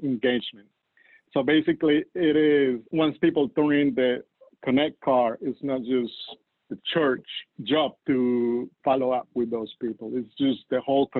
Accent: Colombia; English is a second language; moved away as an adult; now in United States; You can guess it because of my accent. I'm not from the United States. I'm from Colombia, South America, originally.

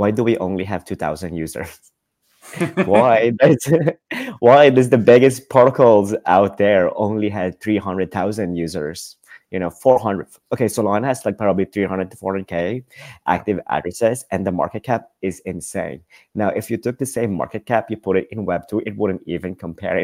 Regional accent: Philippines; now in Amsterdam, Netherlands; I live in Amsterdam. My mom lives in LA. I'm from the Philippines.

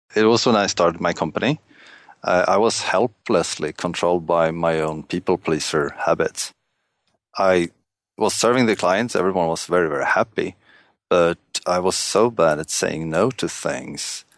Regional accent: Stockholm, Stockholm County, Sweden; I'm, uh, from Stockholm, Sweden

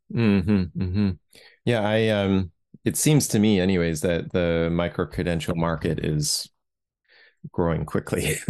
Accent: Toronto, Ontario, Canada; I grew up in Toronto

